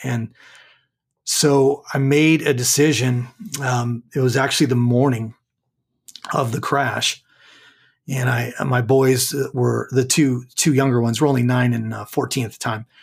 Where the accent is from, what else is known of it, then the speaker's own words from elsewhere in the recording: Southern California, United States; now in McKinney, Texas, United States; I was born and raised in Southern California